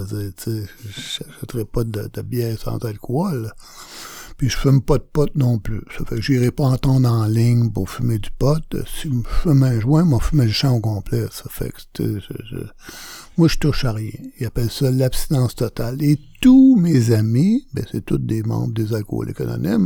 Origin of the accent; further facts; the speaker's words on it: Montreal, Quebec, Canada; je suis natif de Montréal